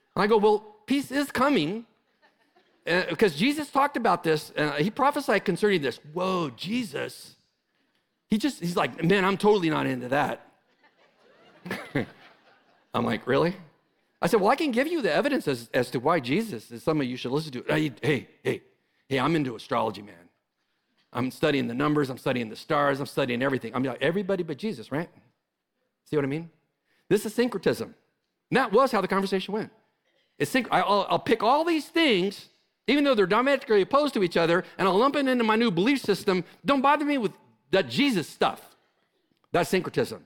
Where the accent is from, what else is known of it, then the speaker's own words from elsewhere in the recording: California, United States; moved away as an adult; I'm from California. I just came from California.